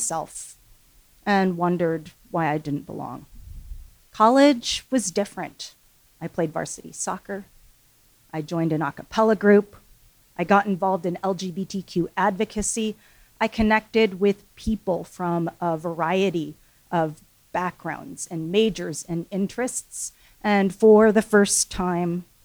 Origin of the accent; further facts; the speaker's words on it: Seattle, Washington, United States; also born or lived in Seoul, South Korea; I was adopted when I was 6 months old and grew up here in Seattle.